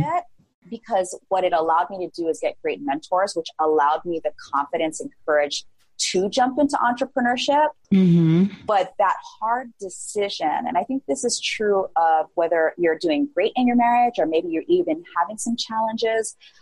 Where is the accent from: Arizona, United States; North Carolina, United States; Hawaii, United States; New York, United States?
Hawaii, United States; also born or lived in San Francisco Bay Area; I grew up in a really small town here in Hawaii